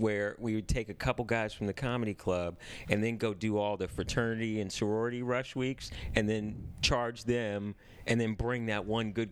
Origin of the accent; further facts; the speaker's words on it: Cupertino, California, United States; now in Los Angeles, United States; I was born here, but I grew up in Northern California.